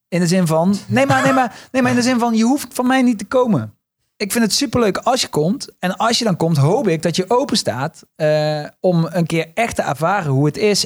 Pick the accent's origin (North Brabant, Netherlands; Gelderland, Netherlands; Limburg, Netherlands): Limburg, Netherlands; accent: Limburgish; now in Amsterdam, Netherlands; ik ben niet geboren op het Goois matras, maar juist in de prairie van, van Limburg